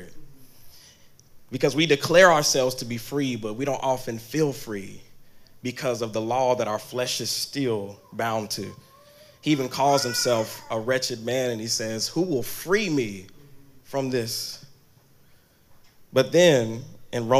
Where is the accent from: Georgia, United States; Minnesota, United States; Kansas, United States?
Kansas, United States; also born or lived in Texas; now in New York, United States; I'm actually from Kansas, so I'm actually a farm boy